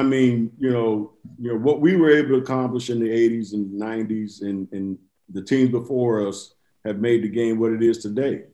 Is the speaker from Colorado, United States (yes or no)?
no; Inglewood, California, United States; I'm from Inglewood too